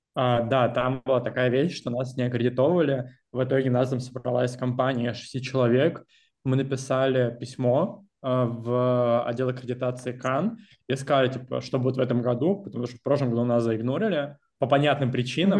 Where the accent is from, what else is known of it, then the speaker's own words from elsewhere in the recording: Russia; now in Cologne, Germany; нас пятеро, а, россиян и экс-россиян, вот, из а, разных точек Европы